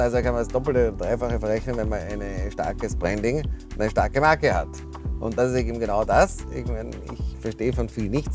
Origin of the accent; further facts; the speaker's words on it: Austria; moved away as an adult; also born or lived in Cambridge, Massachusetts / New York / Frankfurt / London; Ich bin in Speckgürtel von Wien geboren, bin dort zur Schule gegangen